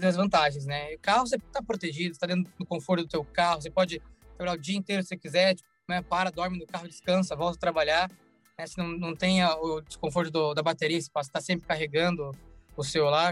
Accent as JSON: {"language": "Portuguese", "town": "Salvador", "region": "Bahia", "country": "Brazil", "tie": "born or raised there", "also_born_or_lived": "Curitiba / New York", "moved": "yes", "lives_now": "Los Angeles, United States", "said": "Eu nasci em Salvador e de Salvador eu fui para Curitiba. Ah, desde então, sete então anos eu morei em Curitiba"}